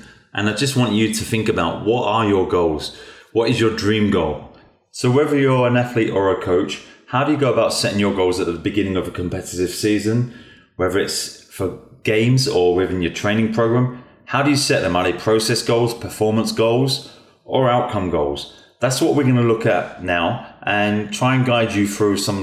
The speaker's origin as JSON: {"language": "English", "region": "England", "country": "United Kingdom", "tie": "born or raised there", "said": "Growing up in England"}